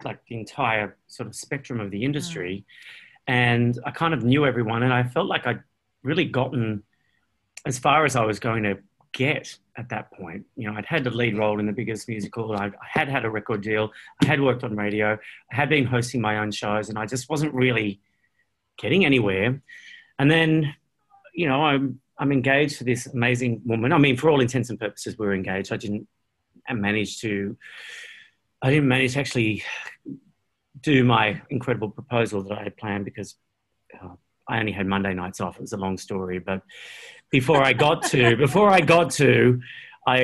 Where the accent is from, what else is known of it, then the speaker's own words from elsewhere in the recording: Australia; moved away as an adult; also born or lived in London; as an Australian or a Commonwealth citizen